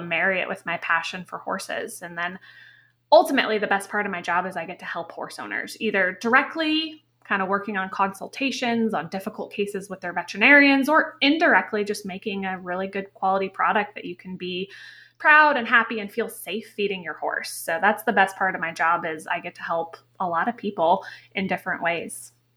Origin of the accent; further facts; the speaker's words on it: Connecticut, United States; I grew up in Connecticut